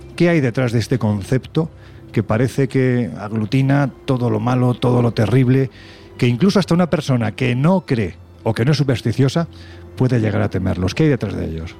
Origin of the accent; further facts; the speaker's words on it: Jaén, Andalusia, Spain; a mi mi tierra, a Jaén